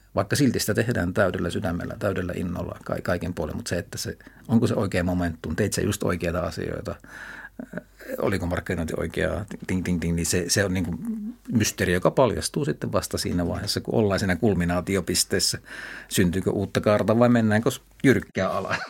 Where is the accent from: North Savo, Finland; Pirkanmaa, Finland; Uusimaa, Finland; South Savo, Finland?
North Savo, Finland; Kuopio; mä menin pienenä poikana Kuopiossa torin vieressä olevaan paikalliskauppaan